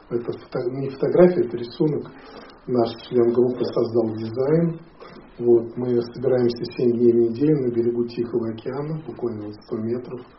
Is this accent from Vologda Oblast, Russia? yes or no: no; Moscow, Russia; moved away; also born or lived in Canada / Hawaii; я вырос в Советском Союзе и в Москве.